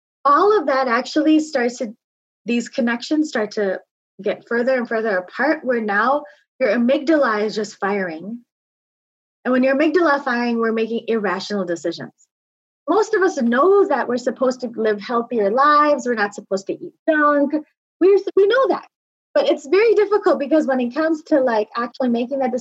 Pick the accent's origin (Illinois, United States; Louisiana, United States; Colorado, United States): Illinois, United States; Naperville; I was born and raised in Naperville, Illinois, to people who were born and raised on the other side of the country.